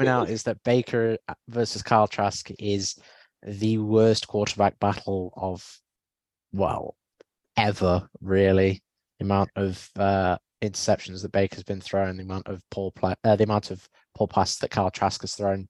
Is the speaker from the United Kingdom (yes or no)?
yes; Nottingham, East Midlands, United Kingdom; I'm from Nottingham, so Notts County